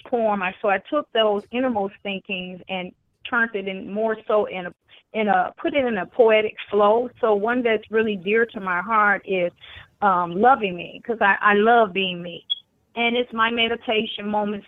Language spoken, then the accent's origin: English; Chicago, Illinois, United States; I am originally from Chicago